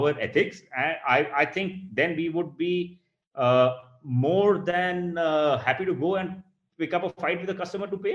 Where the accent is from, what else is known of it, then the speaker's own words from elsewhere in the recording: India; we are guilty as Indian architectural professionals